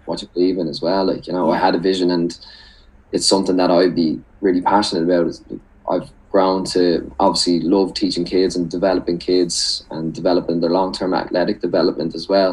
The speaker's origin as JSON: {"language": "English", "town": "Dublin", "region": "Leinster", "country": "Ireland", "said": "I'm from Dublin"}